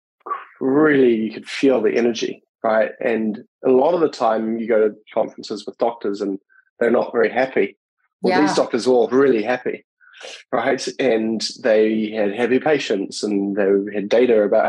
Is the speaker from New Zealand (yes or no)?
yes; New Zealand; moved away as an adult; now in United States; I grew up in New Zealand